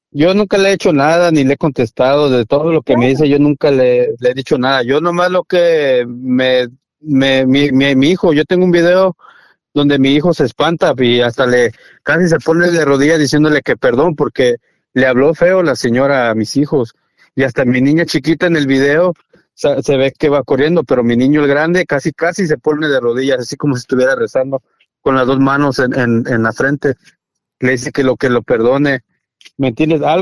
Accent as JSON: {"language": "Spanish", "country": "Mexico", "said": "yo respeto a toda la gente porque pues yo soy mexicano, ¿verdad?"}